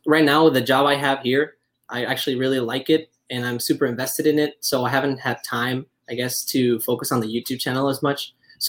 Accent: Venezuela; moved away as an adult; also born or lived in Iowa; now in Chicago, United States; I'm from Venezuela. I moved to the U.S. 4 years ago for college. I got a scholarship in Iowa.

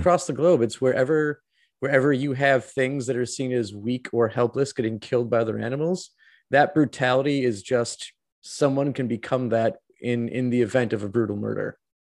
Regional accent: Wisconsin, United States; my home state of Wisconsin

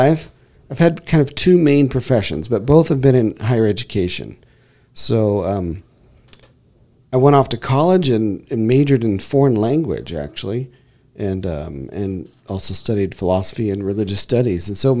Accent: Granite Bay, California, United States; And I'm originally from this area. I'm from the Granite Bay area. Left in 87 and moved back up here.

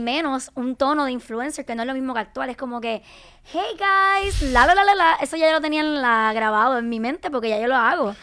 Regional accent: Carolina, Puerto Rico; soy de Carolina

